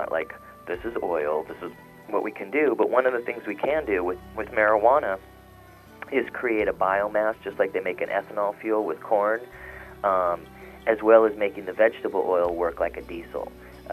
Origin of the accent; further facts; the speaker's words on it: Beverly Hills, California, United States; I grew up in Hollywood, in Beverly Hills